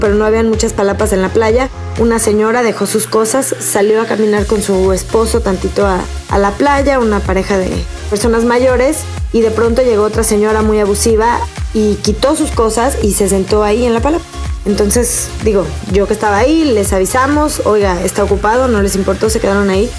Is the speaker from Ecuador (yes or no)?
no; Mexico; Nosotros como ciudadanos mexicanos